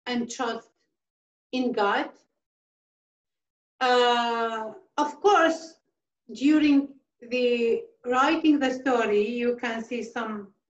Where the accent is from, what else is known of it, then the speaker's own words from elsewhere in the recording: a village near Mosul, Nineveh, Iraq; now in Australia; it was my village also, but now it belongs to Mosul as well